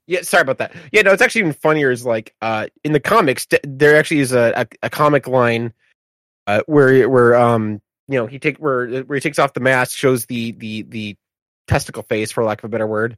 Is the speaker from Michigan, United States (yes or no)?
yes; Michigan, United States; as someone from Michigan